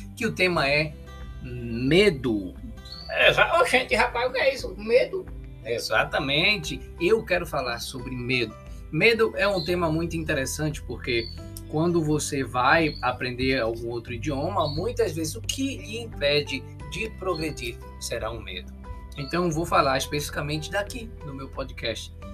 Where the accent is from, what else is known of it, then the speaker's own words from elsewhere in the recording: Pernambuco, Brazil; accent: nordestino; da minha terra, de Pernambuco